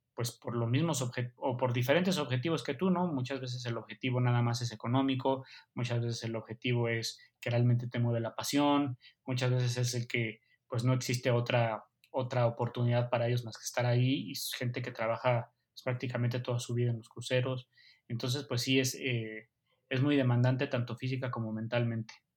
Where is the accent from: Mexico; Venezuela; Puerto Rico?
Mexico; como mexicano